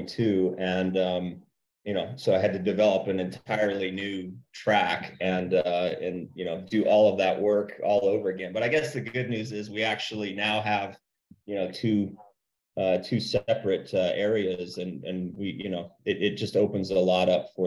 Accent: Page, Arizona, United States; moved away as an adult; I grew up in Page

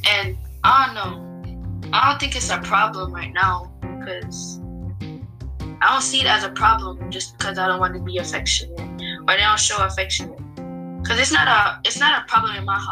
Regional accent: Jamaica; born or raised there; moved away

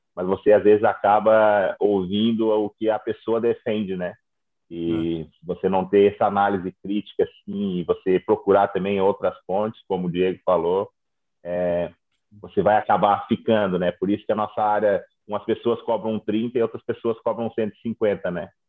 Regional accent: São Joaquim, Santa Catarina, Brazil; moved away as an adult; also born or lived in Florianópolis; now in Australia; Eu sou de São Joaquim

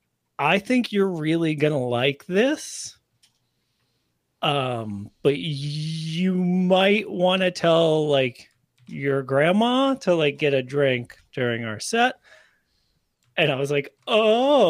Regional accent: Northeast, United States; I'm from the Northeast

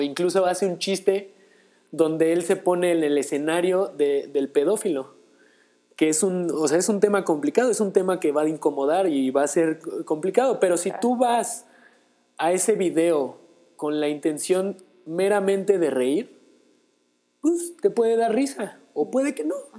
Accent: Mexico; nosotros como mexicanos

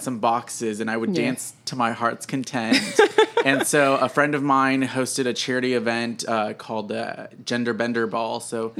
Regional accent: Houston, Texas, United States; So I'm originally from Houston. I grew up in the Cypress area.

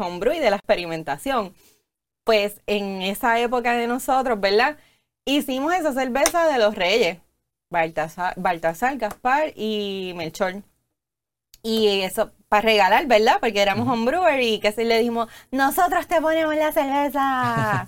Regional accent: Puerto Rico; como ciudadanos y como boricua

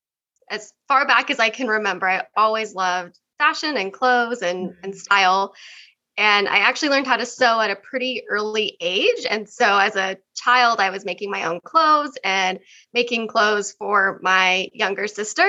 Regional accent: Oregon, United States; Born and raised in Oregon.

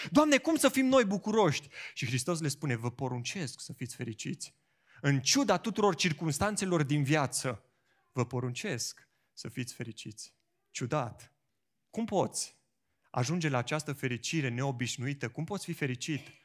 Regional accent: Romania; noi românii

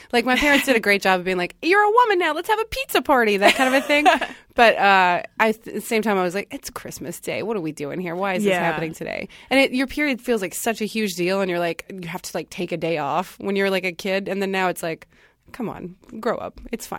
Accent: North Carolina, United States; I grew up in North Carolina.

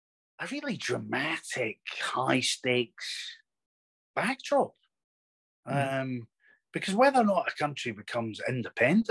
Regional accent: Scotland, United Kingdom; moved away as an adult; also born or lived in Lebanon / Syria / Afghanistan; now in United States; growing up in Scotland, I used to view things very much through a socioeconomic lens

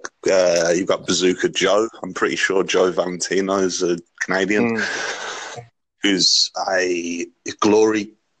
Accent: Birmingham, West Midlands, United Kingdom; I'm from UK, Birmingham.

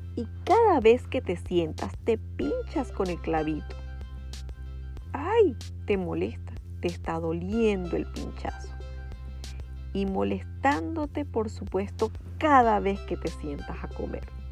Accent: Venezuela; En mi país, como venezolana, aprendí que echarle pichón era forzarme para alcanzar a lograr algo propuesto

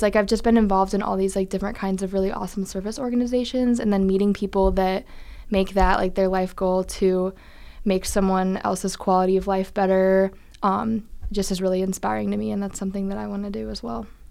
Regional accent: Iowa, United States; moved away; I'm originally from Iowa

